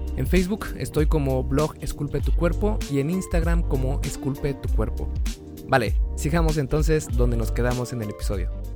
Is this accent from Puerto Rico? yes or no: no; Mexico; aquí en mi país, que es México